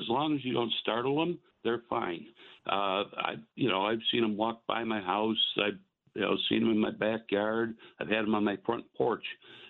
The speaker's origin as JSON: {"language": "English", "region": "Western New York", "country": "United States", "tie": "born or raised there", "said": "I grew up in Western New York"}